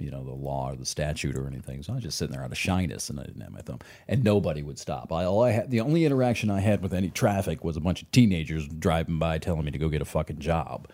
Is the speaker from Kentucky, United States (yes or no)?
no; Michigan, United States; I'm from Michigan